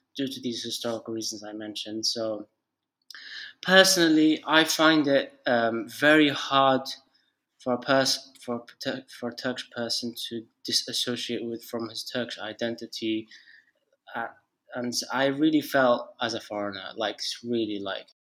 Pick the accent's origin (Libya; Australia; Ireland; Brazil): Libya; Tripoli; moved away; also born or lived in United Kingdom / Turkey; my home country, Libya, Tripoli, Libya